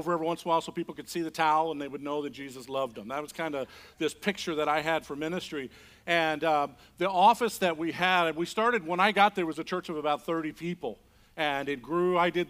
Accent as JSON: {"language": "English", "region": "Indiana", "country": "United States", "tie": "born or raised there", "also_born_or_lived": "Mazatlan, Mexico", "moved": "as an adult", "said": "Fort Wayne, Indiana. I grew up in Indiana."}